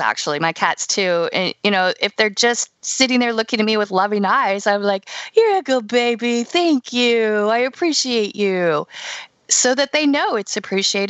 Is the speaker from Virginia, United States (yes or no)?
yes; Shenandoah Valley, Virginia, United States; I'm from Virginia myself, yeah. From the Shenandoah Valley